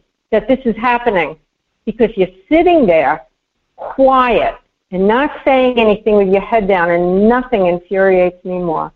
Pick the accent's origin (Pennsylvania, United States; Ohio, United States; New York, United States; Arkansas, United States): New York, United States; moved away; I am humiliated as a New Yorker.